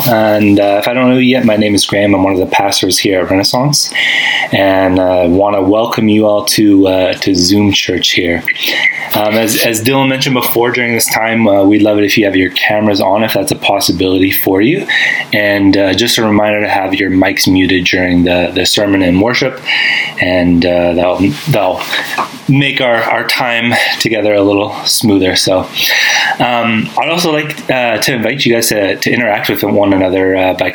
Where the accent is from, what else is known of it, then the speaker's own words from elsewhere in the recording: Winnipeg, Manitoba, Canada; moved away as an adult; I grew up in Winnipeg, Manitoba. That's where I've lived most of my life